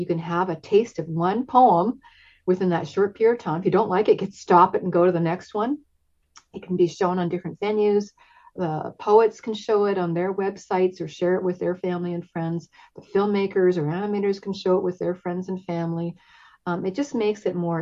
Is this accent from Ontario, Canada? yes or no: no; Vancouver, British Columbia, Canada; I grew up in Vancouver. I've been here since I was 4 years old and lived in different neighborhoods.